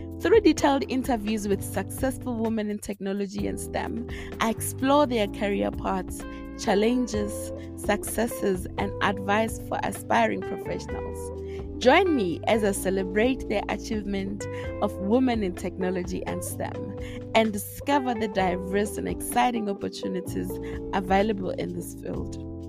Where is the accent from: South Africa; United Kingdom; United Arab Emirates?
South Africa; now in Austria; from South Africa. I currently am residing in Austria.